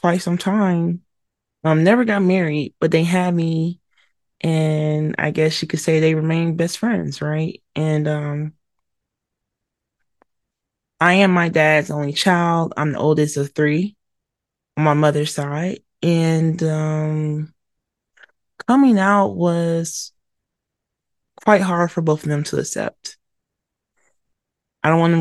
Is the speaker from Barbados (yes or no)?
no; Atlanta, Georgia, United States; also born or lived in Mobile, Alabama; I was born in Mobile, Alabama, raised in Atlanta, Georgia, and one can say the South raised me